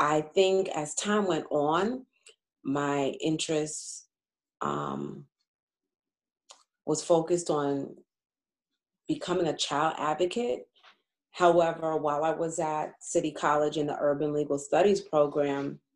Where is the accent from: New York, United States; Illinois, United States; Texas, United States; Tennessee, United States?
New York, United States; Uniondale; also born or lived in Bronx, New York; I was born in the Bronx, and my family lived there for a few years before we moved to Long Island, to Uniondale. And so I'm mostly a Long Island resident, Uniondale resident